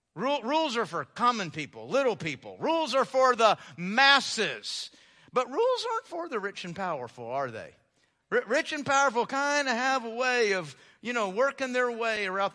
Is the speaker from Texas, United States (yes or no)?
yes; Houston, Texas, United States; moved away; growing up in Houston